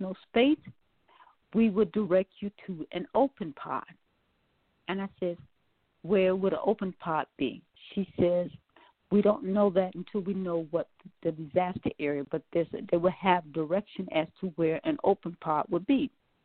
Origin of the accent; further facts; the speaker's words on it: Milwaukee, Wisconsin, United States; also born or lived in New Orleans, Louisiana; now in Atlanta, United States; I was born in New Orleans, but raised in Milwaukee, Wisconsin.